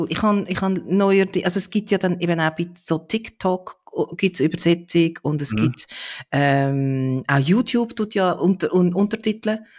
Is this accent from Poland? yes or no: no; Switzerland; Wir in der Schweiz